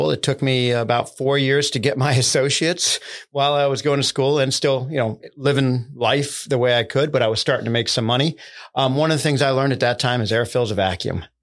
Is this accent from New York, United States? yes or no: yes; Binghamton, New York, United States; also born or lived in Brooklyn; Well, so I was born in Brooklyn, New York, uh, um, son of a um, starving artist. Uh, very little money, uh, not too much education. Um, we ended up uh, moving around as a kid. I ended up in Binghamton, New York